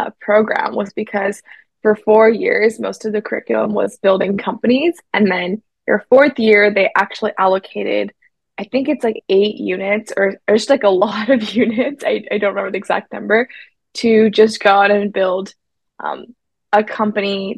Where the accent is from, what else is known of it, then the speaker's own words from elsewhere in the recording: Silicon Valley, California, United States; I grew up in Silicon Valley